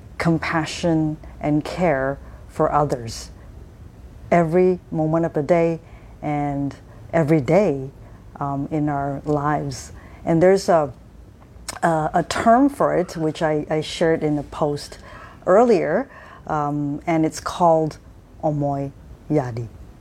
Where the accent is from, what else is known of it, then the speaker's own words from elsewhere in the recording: Japan; those of you who know me would remember that I have spent my first my adolescent years in Japan. So I pretty much grew up in Japan as a young adult.